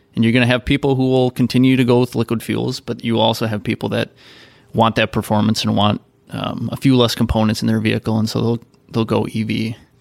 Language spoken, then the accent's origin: English; Midwest, United States; I grew up in the Midwest